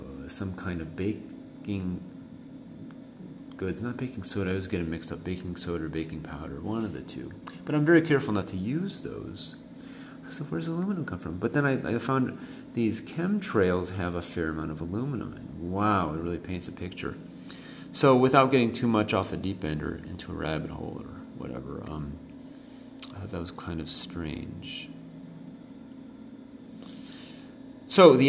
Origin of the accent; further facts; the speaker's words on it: United States; moved away as an adult; now in Mexico; I'm from the United States